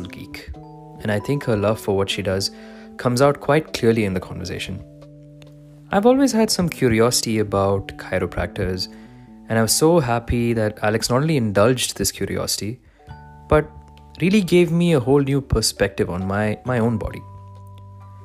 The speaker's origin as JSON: {"language": "English", "region": "Dubai", "country": "United Arab Emirates", "tie": "born or raised there", "said": "I grew up in Dubai, but I'm originally from India."}